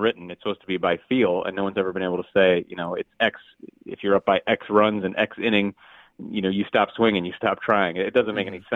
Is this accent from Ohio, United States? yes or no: yes; Cleveland, Ohio, United States; I'm from Cleveland